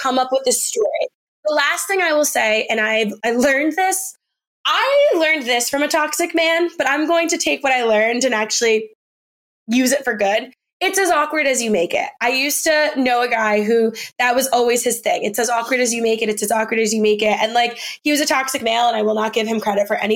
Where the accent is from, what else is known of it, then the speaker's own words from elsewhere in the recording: New York City, New York, United States; also born or lived in New Jersey; I'm from New York, but like, kind of, I'm from Jersey, but I grew up in New York City